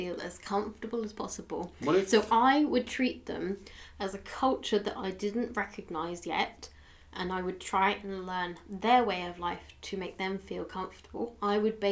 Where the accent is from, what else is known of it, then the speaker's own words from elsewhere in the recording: England, United Kingdom; now in Cornwall, United Kingdom; I'm English.